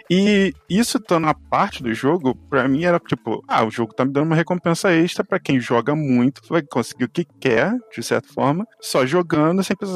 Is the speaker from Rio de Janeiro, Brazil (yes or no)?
yes; Rio de Janeiro, Brazil; Eu sou do Rio de Janeiro